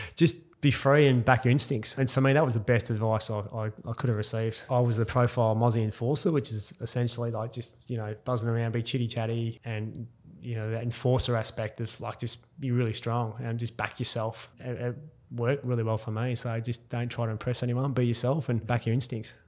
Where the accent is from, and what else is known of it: Perth, Western Australia, Australia; born or raised there; moved away; also born or lived in Mount Isa